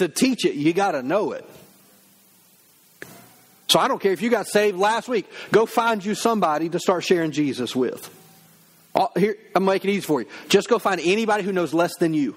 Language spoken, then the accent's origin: English; the South, United States; I grew up in the South